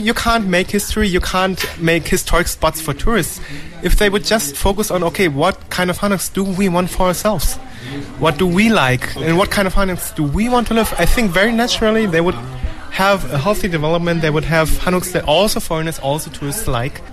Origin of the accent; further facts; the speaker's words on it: Germany; now in South Korea; my home country, Germany and Korea